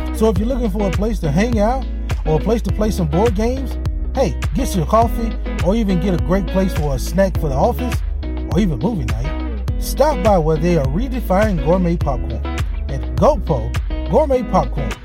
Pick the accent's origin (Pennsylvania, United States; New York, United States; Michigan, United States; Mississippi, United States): Mississippi, United States; Hattiesburg; my hometown, Hattiesburg, Mississippi